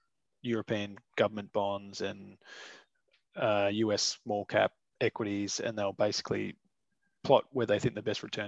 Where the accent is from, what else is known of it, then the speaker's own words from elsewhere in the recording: Australia; as an Australian investor, you can actually buy the Aussie dollar price of gold